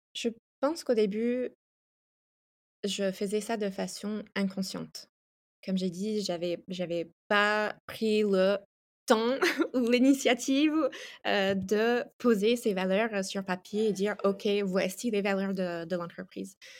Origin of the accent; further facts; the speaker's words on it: United States; French is a second language; moved away as an adult; also born or lived in France; now in Italy; Je suis ah. américaine. Euh, j'ai vécu 10 ans en France et maintenant je vis en Italie depuis 3 ans